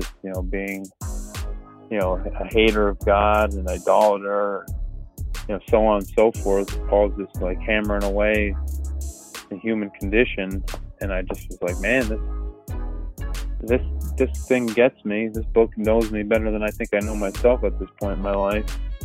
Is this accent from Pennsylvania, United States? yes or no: yes; Northeast Pennsylvania, United States; I'm from Pennsylvania, so I'm from Northeast Pennsylvania